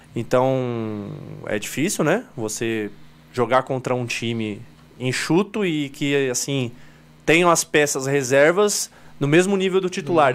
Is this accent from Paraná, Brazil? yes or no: no; São Paulo, Brazil; Somos de São Paulo, treinamos na Vila Prudente